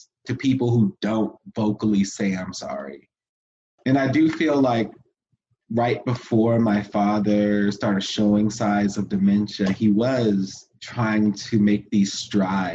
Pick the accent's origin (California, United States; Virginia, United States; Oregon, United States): Virginia, United States; Fredericksburg; I am a Black queer man from the South. I grew up in Fredericksburg, Virginia